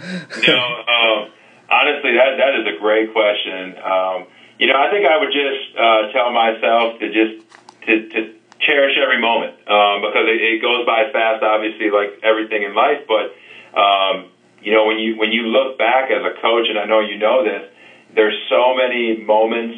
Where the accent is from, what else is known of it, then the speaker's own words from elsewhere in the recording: Wisconsin, United States; moved away as an adult; now in Texas, United States; I was fortunate to grow up in Wisconsin